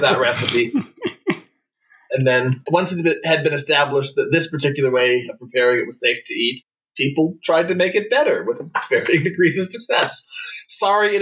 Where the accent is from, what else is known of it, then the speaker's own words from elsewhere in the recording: Minnesota, United States; I grew up in Minnesota, so there were a lot of Norwegians and Scandinavians around